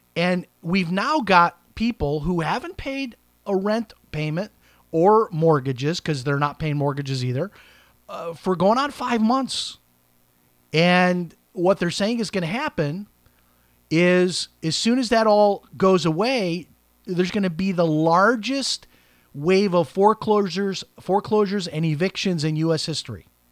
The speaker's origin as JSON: {"language": "English", "town": "Chicago", "region": "Illinois", "country": "United States", "tie": "born or raised there", "said": "my hometown of Chicago"}